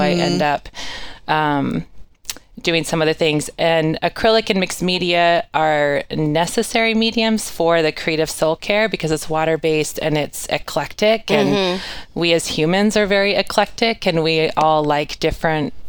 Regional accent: North Idaho, United States; I'm from North Idaho, and I was an athlete all through high school

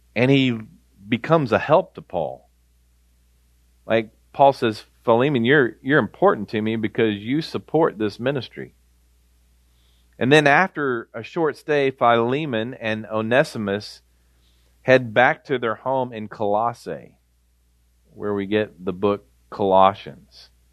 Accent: Tulsa, Oklahoma, United States; I grew up in Tulsa, Oklahoma

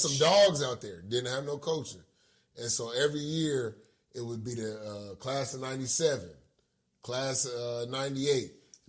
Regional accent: Los Angeles, California, United States; So yeah, I grew up in 36 in Arlington.

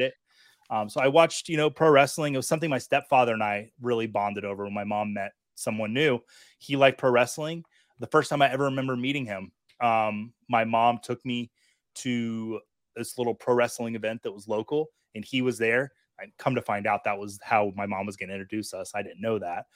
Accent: Montana, United States; I grew up in Montana

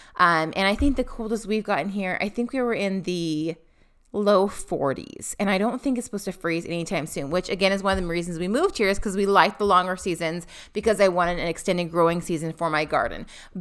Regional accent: Pacific Northwest, United States; Now, we come from the Pacific Northwest.

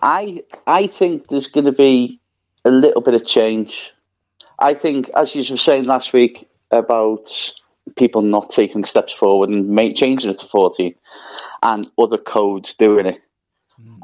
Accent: Liverpool, North West England, United Kingdom; growing up in Liverpool

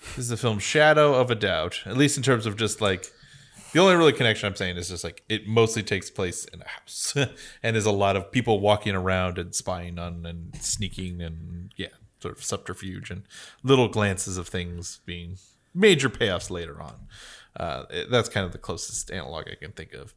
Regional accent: United States

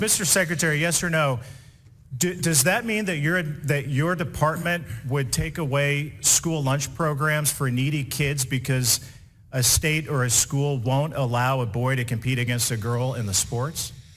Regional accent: Indiana, United States; Indiana, my home state

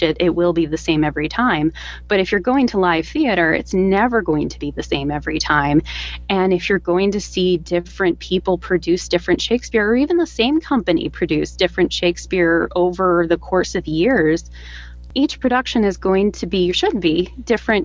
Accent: United States; accent: modern American; my modern American accent

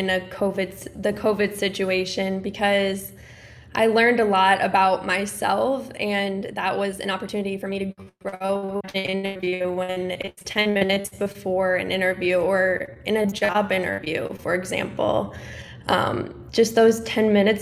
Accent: Indiana, United States; I'm from Indiana.

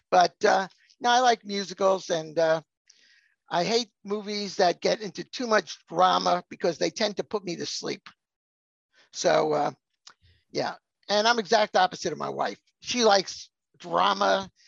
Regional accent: Long Island, New York area, United States; I grew up in the New York area, Long Island.

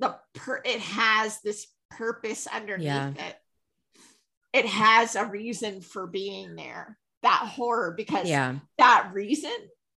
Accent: Vermont, United States; moved away; I come from Vermont, which is like one of the whitest states ever

